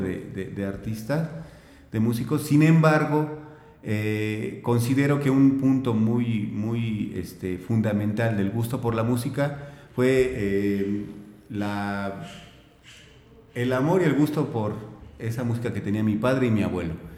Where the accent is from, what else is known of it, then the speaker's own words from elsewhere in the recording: Guanajuato, Mexico; moved away as an adult; also born or lived in Mexico City / Celaya; now in Hidalgo, Mexico; nací en el DF, me crié, me crié en, Guanajuato